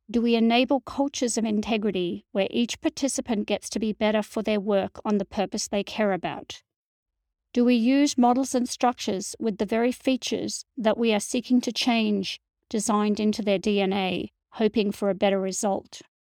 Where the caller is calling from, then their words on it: Montreal, Quebec, Canada; in Montreal, Canada